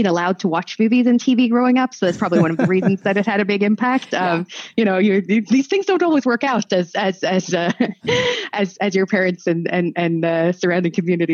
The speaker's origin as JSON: {"language": "English", "country": "Norway", "tie": "born or raised there", "also_born_or_lived": "United States", "said": "I was born when my parents were not full immigrants to the United States, but I grew up in Norway."}